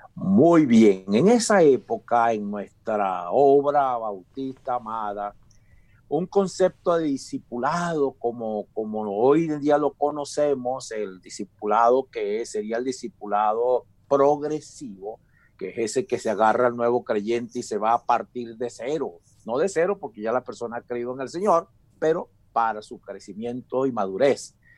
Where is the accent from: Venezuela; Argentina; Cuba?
Venezuela; moved away as an adult; now in Calgary, Canada; allá en mi país, Venezuela